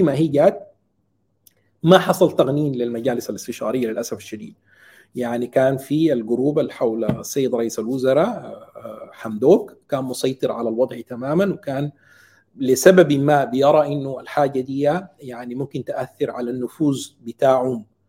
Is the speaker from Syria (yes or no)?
no; Sudan; now in Qatar; نحن كشعب سوداني